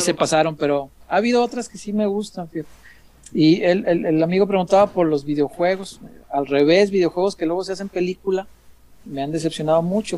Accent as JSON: {"language": "Spanish", "country": "Mexico", "tie": "born or raised there", "said": "yo crecí en la colonia Morelos"}